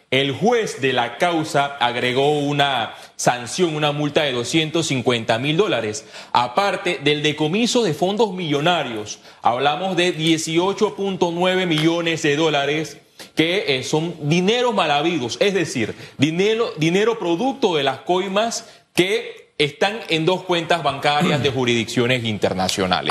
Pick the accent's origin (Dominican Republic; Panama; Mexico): Panama; Como panameño